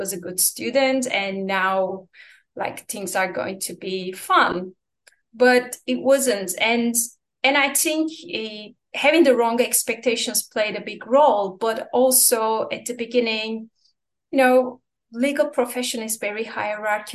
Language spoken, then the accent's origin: English; Turkey; moved away as an adult; also born or lived in Istanbul, Turkey; now in Washington DC, United States; a junior lawyer in a mid-sized law firm in Istanbul, Turkey, my home country